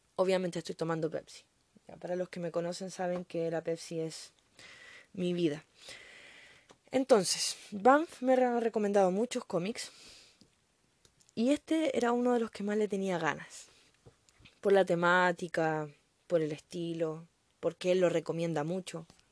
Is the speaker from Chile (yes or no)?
yes; Chile; Yo soy chilena, así que no lo notaron por mi acento